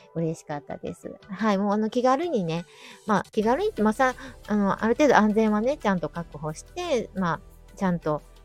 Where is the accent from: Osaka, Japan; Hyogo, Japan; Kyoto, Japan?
Kyoto, Japan; accent: Kansai